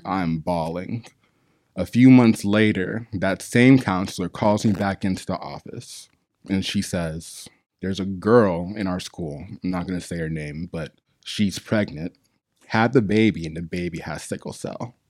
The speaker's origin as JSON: {"language": "English", "region": "Arizona", "country": "United States", "moved": "yes", "lives_now": "Long Beach, United States", "said": "I'm from Arizona"}